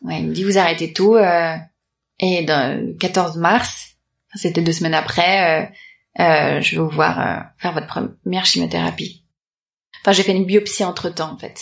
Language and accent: French; Paris, Île-de-France, France; je suis née à Paris